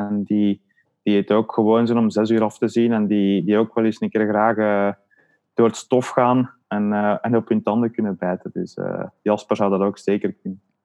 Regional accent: Leuven, Flanders, Belgium; ik woon eigenlijk ook niet veel meer in Leuven, maar we zijn wel allebei van Leuven afkomstig

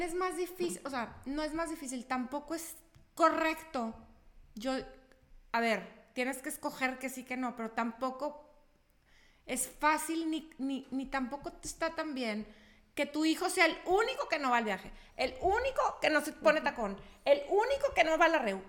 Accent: Chihuahua, Mexico; moved away as an adult; yo no soy de, de aquí, yo soy de Chihuahua

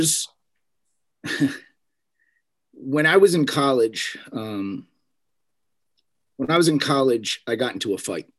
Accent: Allentown, Pennsylvania, United States; I was born and raised in Allentown, Pennsylvania, on the eastern side of the state

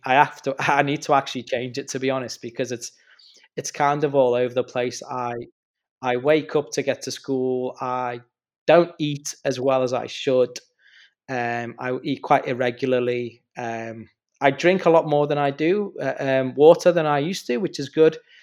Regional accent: the Wirral, Merseyside, North West England, United Kingdom; I'm from the Wirral, which is on the other side of the water, so Mersey side

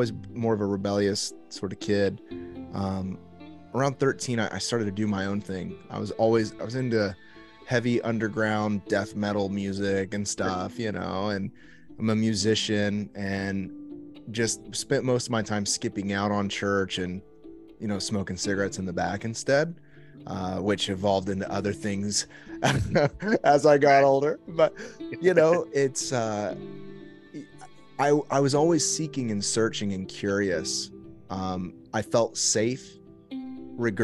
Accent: Indianapolis, Indiana, United States; also born or lived in Miami, Florida; I was born in Miami. We moved back to Indianapolis, where my parents were from whenever I was a kid.

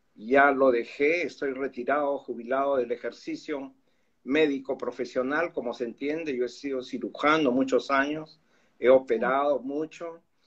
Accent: Lima, Peru; yo soy de Lima, tú sabes, Perú.

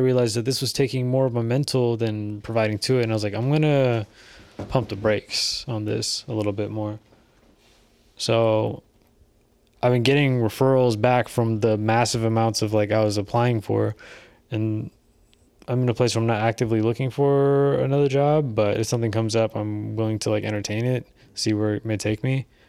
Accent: California, United States; Bro, we're from the Bay

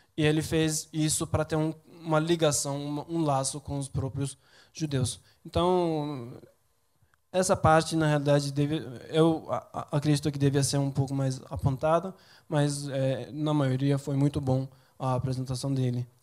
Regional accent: Turkey; Portuguese is a second language; moved away as an adult; now in Brazil; Na verdade eu sou de uma região da Turquia que é muito parecida com o Nordeste

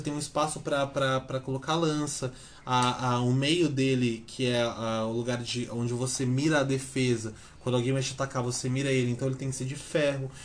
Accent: Brazil; a gente é brasileiro

